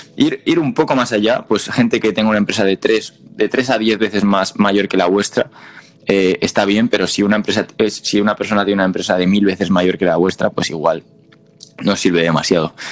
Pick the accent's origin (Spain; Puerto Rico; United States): Spain; con diferentes tonos como hablamos los españoles